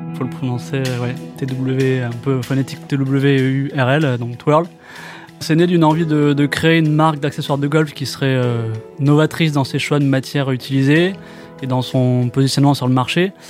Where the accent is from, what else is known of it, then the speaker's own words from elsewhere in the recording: Bordeaux, Nouvelle-Aquitaine, France; moved away as an adult; also born or lived in Barcelona / Paris / Montreal; je suis de Bordeaux à la base et puis euh, je suis passé par euh, Barcelone